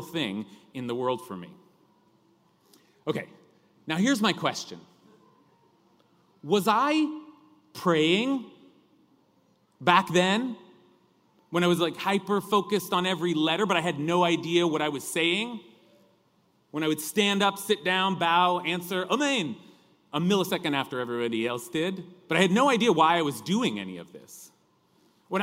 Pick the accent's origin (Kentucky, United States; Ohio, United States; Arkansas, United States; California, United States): California, United States; accent: California drawl; my accent, that California drawl